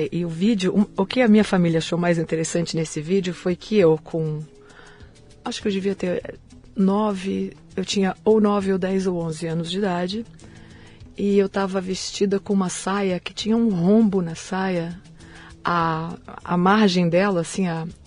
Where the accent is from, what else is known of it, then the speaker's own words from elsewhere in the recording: Brasília, Federal District, Brazil; born there; Eu nasci em Brasília.